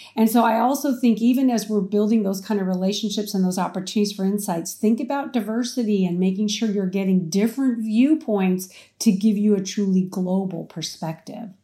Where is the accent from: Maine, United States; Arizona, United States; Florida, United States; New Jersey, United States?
Arizona, United States; moved away as an adult; also born or lived in Houston, Texas; now in California, United States; I grew up in Arizona and I went to college in Houston, Texas.